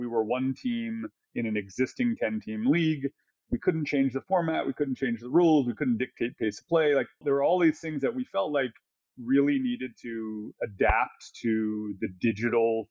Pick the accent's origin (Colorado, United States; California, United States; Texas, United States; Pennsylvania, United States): Texas, United States; I was born in Texas. Literally, I don't remember being anything else, right? I grew up as a Cowboys fan, but that's because I was born there